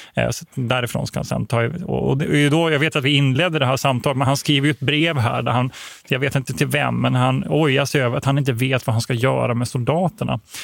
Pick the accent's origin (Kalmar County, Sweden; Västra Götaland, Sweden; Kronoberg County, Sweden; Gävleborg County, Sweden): Kronoberg County, Sweden; Växjö; Jag är född i Växjö.